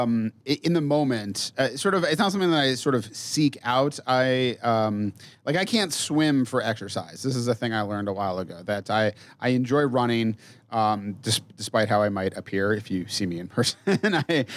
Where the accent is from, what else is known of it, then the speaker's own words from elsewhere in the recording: Mead, Colorado, United States; Mead, yeah.